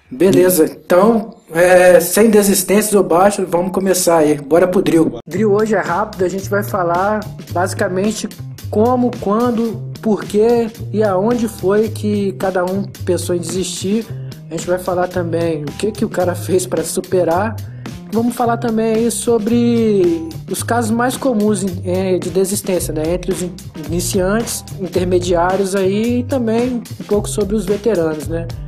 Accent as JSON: {"language": "Portuguese", "country": "Brazil", "said": "faixa azul, e assim como o jiu-jitsu, eu sou brasileiro, né?"}